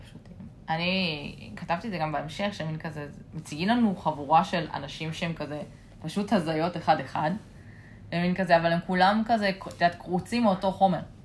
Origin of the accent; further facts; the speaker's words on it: Israel; אנחנו בתור ישראלים